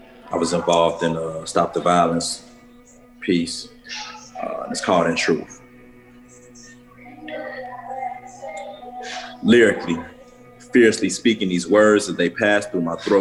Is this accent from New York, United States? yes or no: no; Chicago, Illinois, United States; I'm from Chicago, I'm from the hood